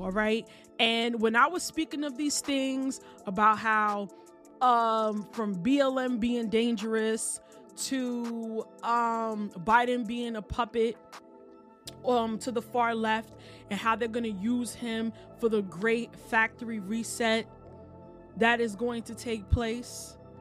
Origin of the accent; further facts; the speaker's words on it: New York, United States; as a native New Yorker